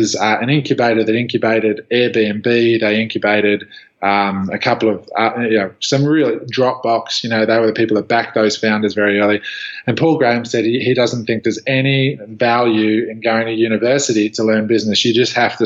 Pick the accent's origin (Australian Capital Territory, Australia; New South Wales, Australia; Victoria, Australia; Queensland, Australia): Australian Capital Territory, Australia; just outside of Canberra; moved away as an adult; now in Los Angeles, United States; I grew up just outside of Canberra.